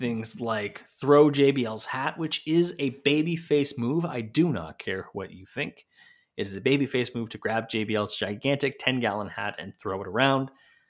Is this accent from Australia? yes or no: no; Canada; I know I'm Canadian